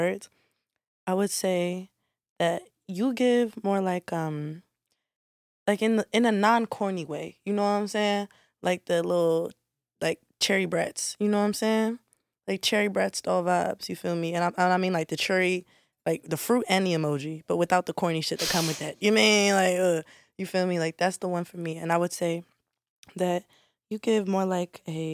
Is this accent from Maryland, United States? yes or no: yes; Maryland, United States; I'm from Maryland